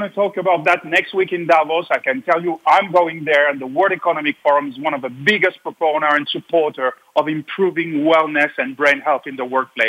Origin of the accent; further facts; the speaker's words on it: Atlanta, Georgia, United States; I'm from Atlanta.